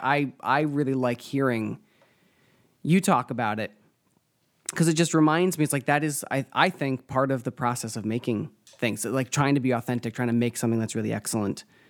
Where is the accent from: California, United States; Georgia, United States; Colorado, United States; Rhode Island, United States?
Rhode Island, United States; I'm from Rhode Island